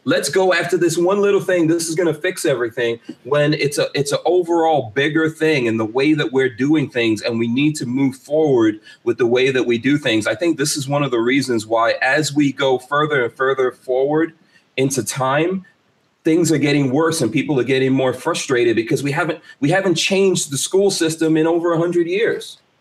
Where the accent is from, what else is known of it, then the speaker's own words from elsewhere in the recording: Guyana; moved away; I was born in Guyana